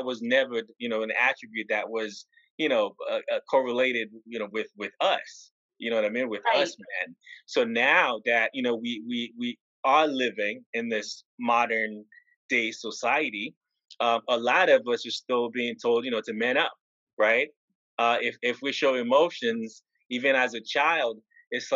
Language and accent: English; Haiti; moved away; growing up in Haiti